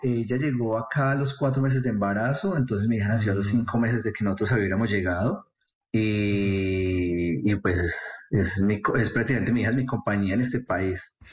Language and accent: Spanish; Bogotá, Colombia; moved away as an adult; now in New York, United States; soy criado y nacido en la ciudad de Bogotá